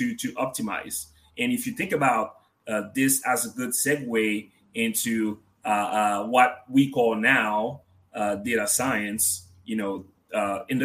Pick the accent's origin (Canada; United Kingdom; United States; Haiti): Haiti; moved away; being from a country in the Caribbean, Haiti, to be more precise.